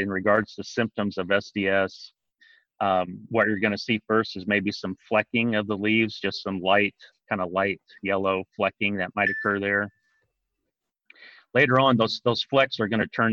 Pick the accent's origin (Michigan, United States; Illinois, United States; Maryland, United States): Illinois, United States; southeastern; moved away as an adult; also born or lived in North Dakota; now in Kentucky, United States; I'm originally from southeastern Illinois. So I grew up just about an hour and a half from where I work now at Princeton